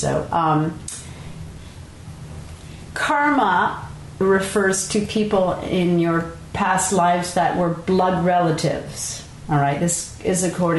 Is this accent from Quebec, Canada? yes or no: yes; Montreal, Quebec, Canada; now in Marin, United States; Growing up, I grew up in Montreal and we had a country house